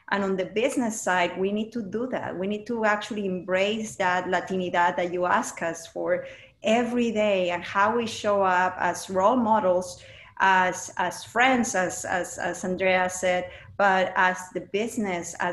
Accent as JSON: {"language": "English", "country": "Mexico", "tie": "born or raised there", "second_language": "English", "lives_now": "United States", "said": "I was born and raised in Mexico, and with all these values, that is important to actually take it into the business."}